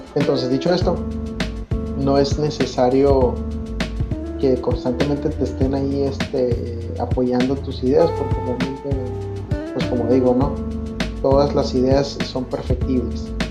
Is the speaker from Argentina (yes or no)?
no; Mexico; sociedad mexicana.